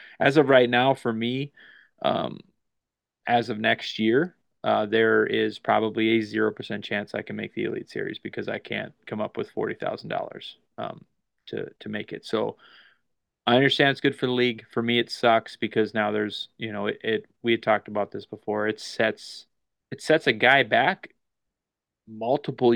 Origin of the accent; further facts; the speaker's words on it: the North Midwest, United States; We're from the Midwest, the North Midwest, whatever, North Dakota, Minnesota